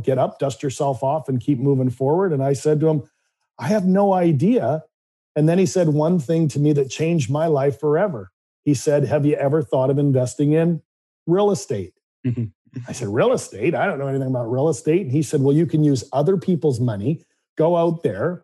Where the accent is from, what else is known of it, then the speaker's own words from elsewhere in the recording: Vancouver, British Columbia, Canada; I grew up in Vancouver, Canada.